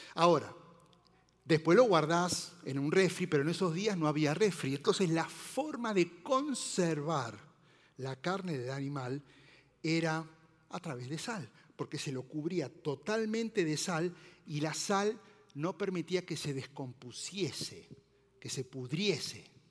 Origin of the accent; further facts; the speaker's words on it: Argentina; now in Mexico; soy argentino